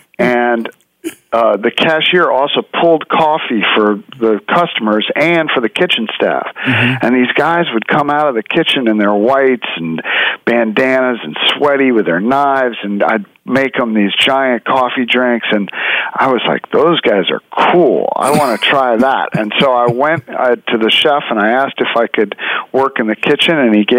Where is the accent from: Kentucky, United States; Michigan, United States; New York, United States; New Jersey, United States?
New York, United States; New York City; Well, it's interesting. I grew up in New York City, and New York City is a great food town.